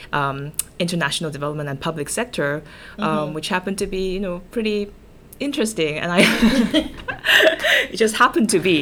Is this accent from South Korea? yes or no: yes; South Korea; English is a second language; moved away as an adult; now in Washington, D.C., United States; I'm originally from Korea, and I'm studying here at George Washington University